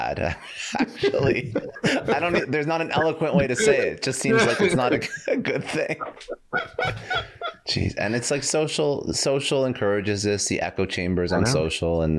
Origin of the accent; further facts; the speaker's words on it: Canada; I'm Canadian.